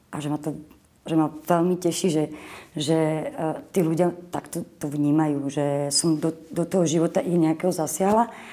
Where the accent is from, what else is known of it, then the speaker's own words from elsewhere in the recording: Boleráz, Trnava Region, Slovakia; also born or lived in Moravia; pochádzam z Boleraza, uh-huh. odkiaľ pochádzal môj otec